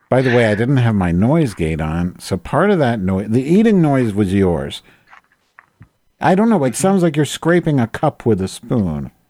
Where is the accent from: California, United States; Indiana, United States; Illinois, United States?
Indiana, United States; I'm from Indiana.